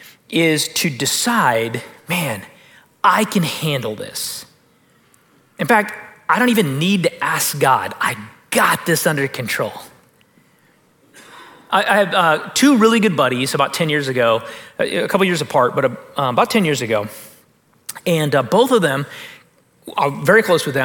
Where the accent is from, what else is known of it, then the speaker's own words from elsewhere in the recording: United States; I'm American